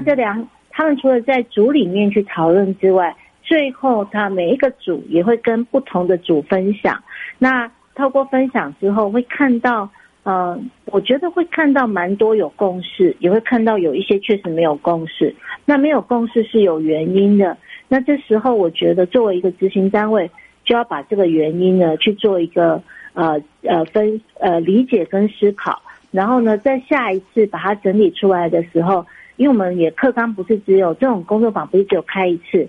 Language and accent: Chinese; Taiwan; 我们都是台湾长大的一个，呃孩子，孩嗯子